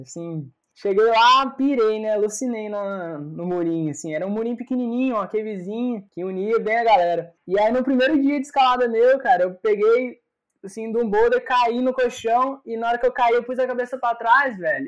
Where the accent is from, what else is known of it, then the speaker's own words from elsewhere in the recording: Itamonte, Minas Gerais, Brazil; moved away; uma cidade do interior, sabe? Eu vim de Itamonte. Então, era muito pequena a cidade